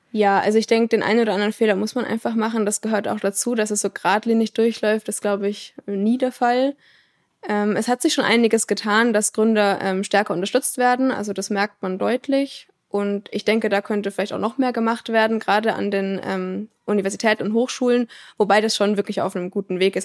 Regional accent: Würzburg, Bavaria, Germany; moved away as an adult; now in Aalen, Germany; aus dem Raum Würzburg, ganz grob

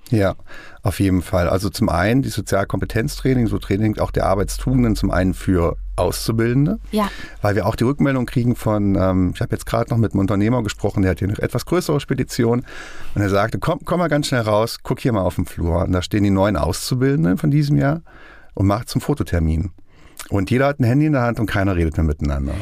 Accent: Kassel, Hesse, Germany; moved away as an adult; now in Fulda, Germany; Ich komme aus Kassel eigentlich, bin vor vier Jahren nach Schöne Fulda gezogen

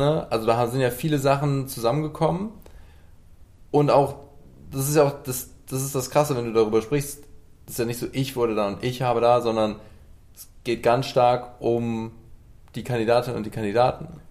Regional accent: Cologne, North Rhine-Westphalia, Germany; gebürtiger Kölner

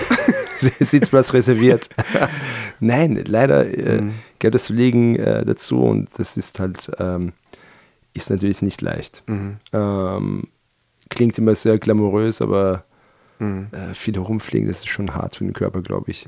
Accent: Austria; born or raised there; German is a second language; also born or lived in Iran

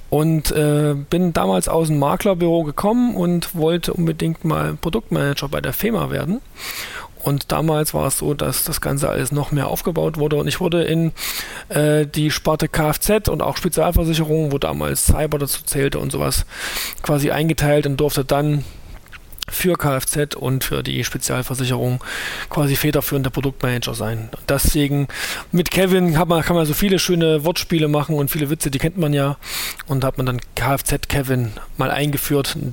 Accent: Thuringia, Germany; Ähm, bin aus Thüringen, hört man vielleicht auch

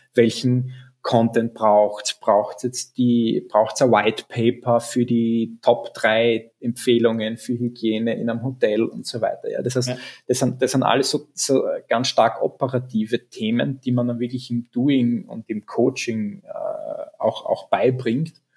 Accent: Graz, Styria, Austria; Bin ja gebürtiger Grazer

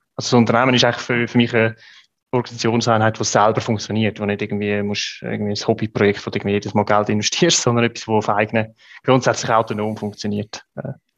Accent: Switzerland; als Schweizer

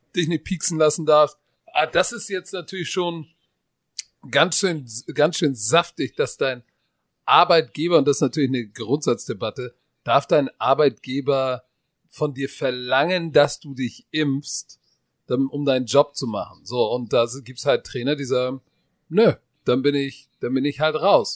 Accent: Germany; Bei uns in Deutschland

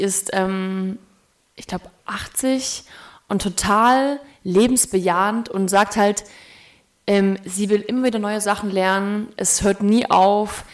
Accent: the East, East Germany, Germany; ich komme aus dem Osten

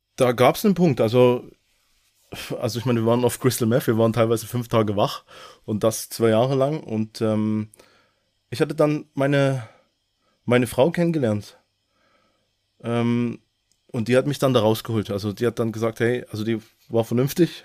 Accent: Gröditz, Saxony, Germany; moved away as an adult; also born or lived in North Rhine-Westphalia; now in Lörrach, Germany; Ich bin ähm, im Osten aufgewachsen, geboren, äh, in Sachsen. Man hört es auch teilweise noch raus

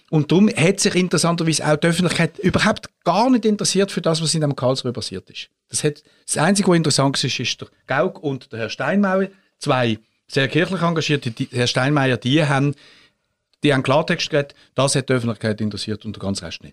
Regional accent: Switzerland; als Schweizer

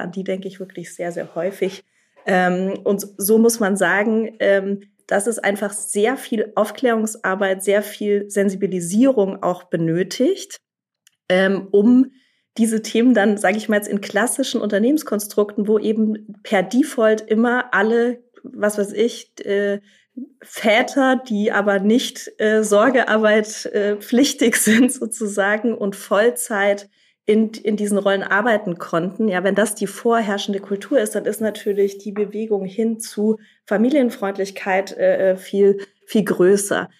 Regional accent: Germany; hier bei uns in Deutschland

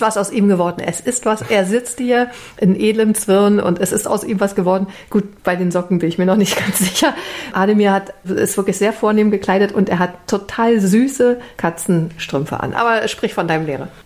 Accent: East Germany, Germany; Russisch war bei uns in der DDR auch tatsächlich so ein sehr dominantes Fach

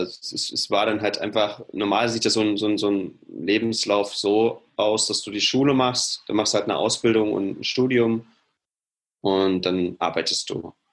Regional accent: Halle, Saxony-Anhalt, Germany; moved away as an adult; now in Leipzig, Germany; ich komme aus Halle ursprünglich, bin da groß geworden

